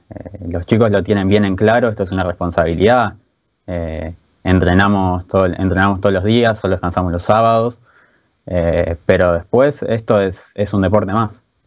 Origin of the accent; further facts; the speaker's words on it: Buenos Aires, Argentina; Yo soy de, Floresta